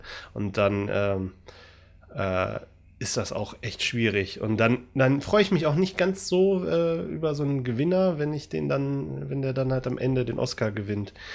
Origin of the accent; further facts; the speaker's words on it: Germany; wir Deutschen